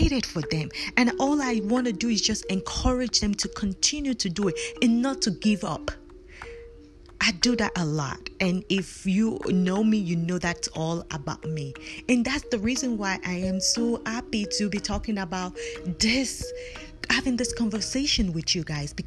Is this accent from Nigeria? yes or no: yes; Nigeria; moved away as an adult; I was born and raised in Nigeria. I came to this country more than 15 years